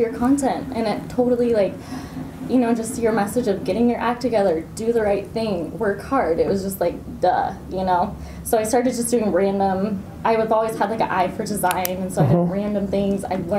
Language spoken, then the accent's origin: English; Arizona, United States; Okay, so I grew up in Arizona.